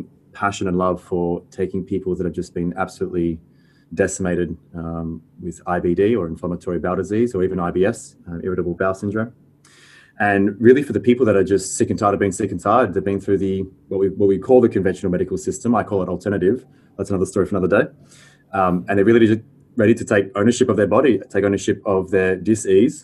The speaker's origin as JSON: {"language": "English", "town": "Fremantle", "region": "Western Australia", "country": "Australia", "tie": "born or raised there", "lives_now": "North Coogee, Australia", "said": "I'm a Perth boy. I call myself a Freo born and bred."}